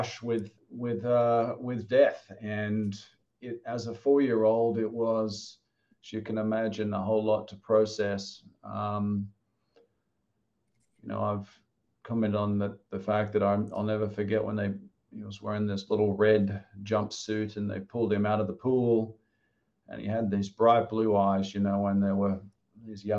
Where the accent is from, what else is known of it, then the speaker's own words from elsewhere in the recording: Australia; moved away as an adult; also born or lived in Wollongong; now in Wilmington, United States; I'm from Australia, and I came here, you know, when I finished my studies